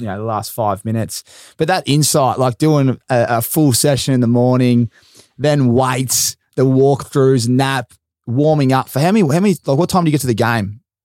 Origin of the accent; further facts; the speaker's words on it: Essendon, Victoria, Australia; I grew up back in Essendon